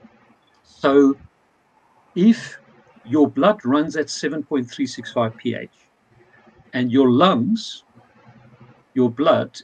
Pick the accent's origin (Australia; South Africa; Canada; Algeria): South Africa; moved away; I come from South Africa. Two of my best friends from school days is a butcher